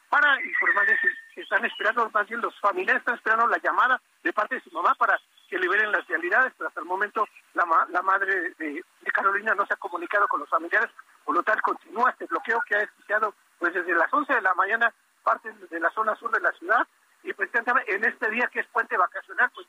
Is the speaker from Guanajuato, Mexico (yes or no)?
no; Tampico, Tamaulipas, Mexico; Nosotros somos foráneos de Tampico, se nos dio la oportunidad allá en Tampico